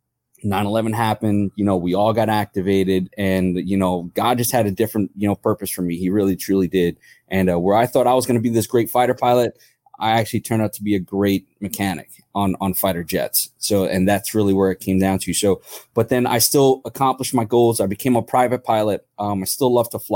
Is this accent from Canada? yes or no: no; New York City, New York, United States; moved away; also born or lived in Atlantic City, New Jersey; I grew up in New York City.